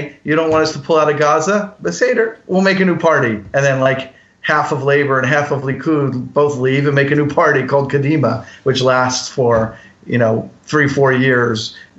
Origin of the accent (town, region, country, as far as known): United States; also born or lived in Philadelphia; now in Israel